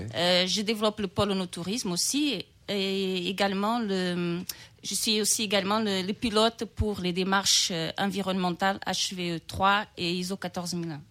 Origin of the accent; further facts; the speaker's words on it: Portugal; French is a second language; also born or lived in Brazil / Bordeaux, France; now in France; je suis née au Brésil, j'ai grandi au Portugal